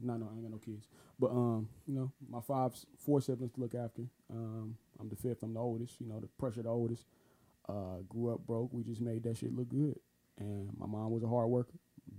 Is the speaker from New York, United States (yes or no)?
no; Cleveland, Ohio, United States; I'm just Cleveland.